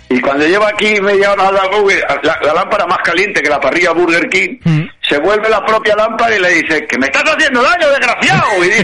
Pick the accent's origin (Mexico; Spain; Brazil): Spain; Madrid, Community of Madrid; yo soy tan madrileño, ¿vale?